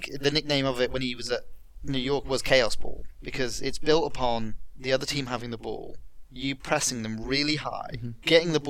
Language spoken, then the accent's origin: English; England, United Kingdom; I'm English